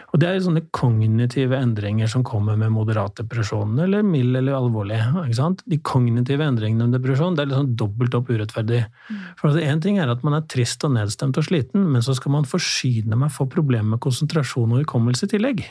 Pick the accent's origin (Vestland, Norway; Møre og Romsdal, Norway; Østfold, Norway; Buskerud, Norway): Buskerud, Norway; Drammen; Jeg er fra Drammen